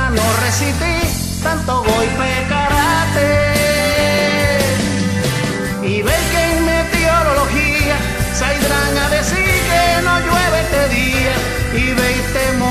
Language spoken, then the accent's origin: Spanish; Hoyo Grande, Dominican Republic; Oh, de, de, mi pueblo, del pueblo de Hoyo Grande.